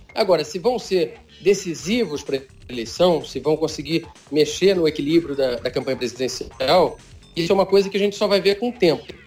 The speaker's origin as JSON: {"language": "Portuguese", "region": "Rio de Janeiro", "country": "Brazil", "also_born_or_lived": "Brasília / London", "moved": "as an adult", "said": "eu sou carioca, já estava quase 10 anos fora da cidade"}